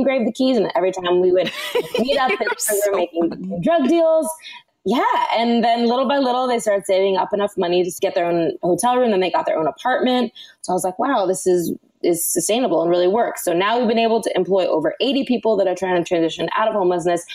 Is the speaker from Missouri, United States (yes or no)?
no; Los Angeles, California, United States; born or raised there